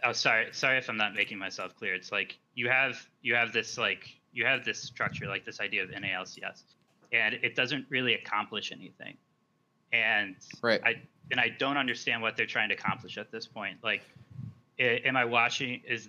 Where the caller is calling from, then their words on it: New York, United States; Oh, New York.